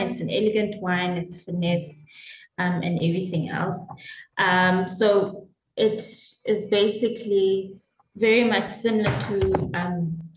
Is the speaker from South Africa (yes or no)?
yes; South Africa; I am a South African classic winemaker.